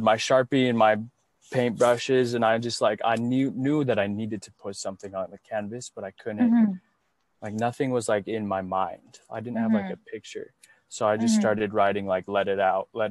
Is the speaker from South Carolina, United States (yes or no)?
no; Utah, United States; now in Pasadena, United States; I was raised Mormon in Utah